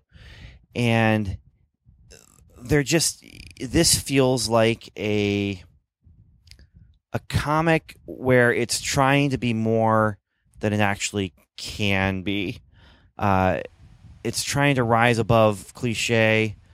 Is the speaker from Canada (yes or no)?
yes; Canada; moved away; I grew up in Canada